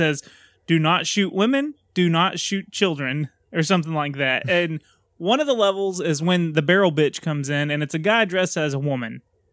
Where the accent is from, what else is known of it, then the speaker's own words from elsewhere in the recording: Texas, United States; I'm Texan. We take everything slow down here